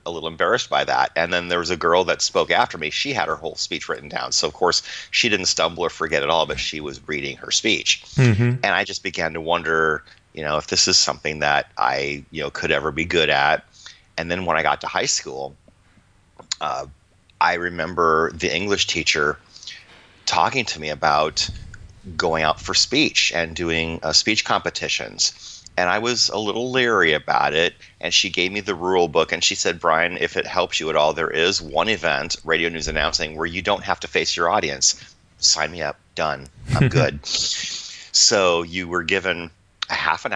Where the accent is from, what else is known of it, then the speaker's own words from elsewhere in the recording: Iowa, United States; moved away; Growing up in Iowa in, you know, the 70s and the 80s